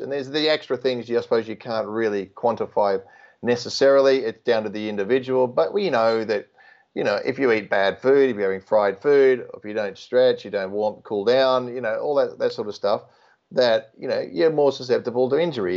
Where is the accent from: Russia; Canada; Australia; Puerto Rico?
Australia; being Australian